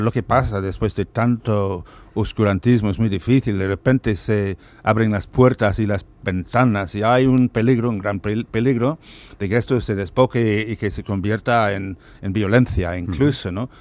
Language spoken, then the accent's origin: Spanish; Ireland; moved away; yo soy irlandés